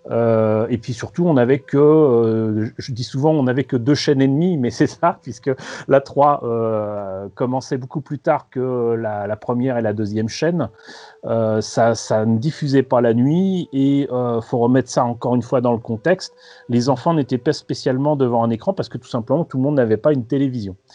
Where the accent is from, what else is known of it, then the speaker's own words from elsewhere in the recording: Paris, Île-de-France, France; euh, De Paris. Euh, je suis né en 1970